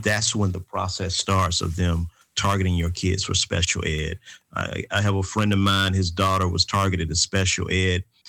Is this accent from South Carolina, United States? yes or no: no; Atlanta, Georgia, United States; The three of us, uh, we come from the Grow Park community in Atlanta, Georgia. We all graduated from Grow Park Elementary School